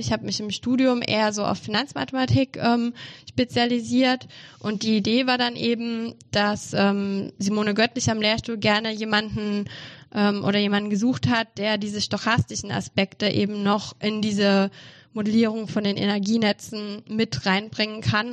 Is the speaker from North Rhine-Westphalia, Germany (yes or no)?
no; Saarland, Germany; moved away as an adult; now in Mannheim, Germany; Also ich komme ursprünglich aus dem Saarland